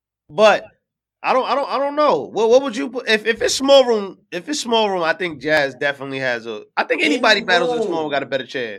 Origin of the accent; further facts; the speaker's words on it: New York City, New York, United States; I'm from Brooklyn.